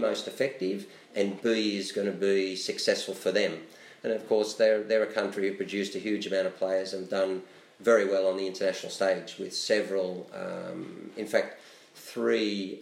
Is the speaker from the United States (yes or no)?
no; Australia; me as an Australian